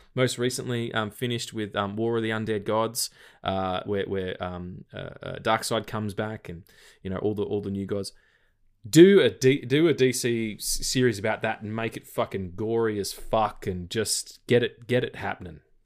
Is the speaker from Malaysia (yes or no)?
no; Australia; accent: Australian; my Australian accent